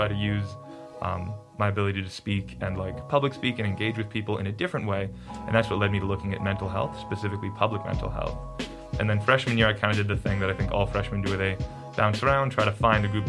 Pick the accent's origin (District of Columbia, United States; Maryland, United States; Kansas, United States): Kansas, United States; Olathe; moved away as an adult; now in Arkansas, United States; I'm from Kansas City, Kansas, a suburb called Olathe